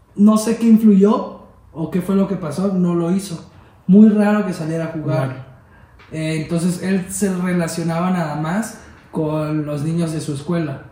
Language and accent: Spanish; Veracruz, Mexico; Veracruz, de donde yo soy yo viví una infancia que yo vivía en la calle